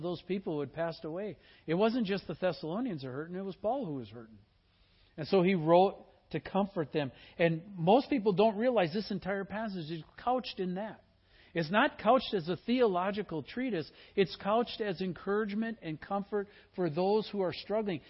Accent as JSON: {"language": "English", "region": "Midwest", "country": "United States", "tie": "born or raised there", "said": "I was born in the Midwest"}